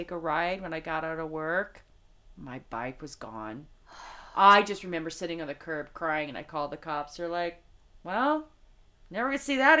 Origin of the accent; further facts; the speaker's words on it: Las Vegas, Nevada, United States; moved away as an adult; also born or lived in Los Angeles; I came from Vegas